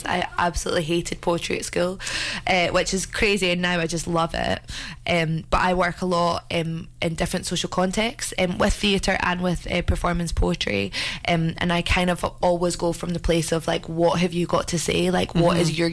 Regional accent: Scotland, United Kingdom; accent: Scottish

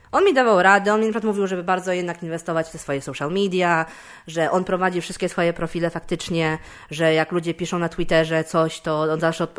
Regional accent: Poland; jestem komikiem też z Polski

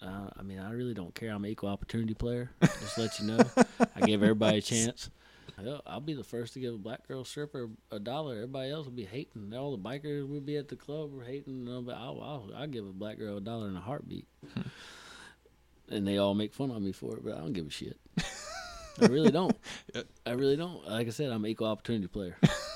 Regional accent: the South, United States; Hung out with the Mexicans. Hung out with the blacks. I'm from the South, so that's what they say.

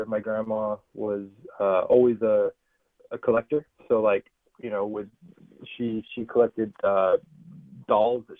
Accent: Bay Area, California, United States; growing up in the Bay Area

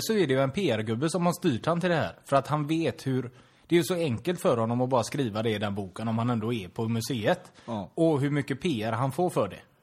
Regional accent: Torslanda, Västra Götaland, Sweden; jag är ju från Torslanda

